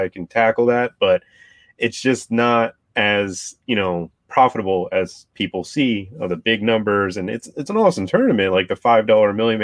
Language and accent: English; South Florida, United States; I'm from South Florida. I've been around, you know, good football players my whole life, pretty much. My high school receiving corps was Jerry Jeudy, Calvin Ridley, Riley Ridley